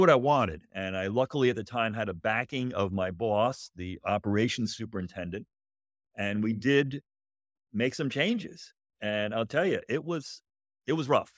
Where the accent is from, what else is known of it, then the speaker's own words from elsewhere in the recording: Connecticut, United States; moved away as an adult; also born or lived in Southern Illinois; I grew up in Connecticut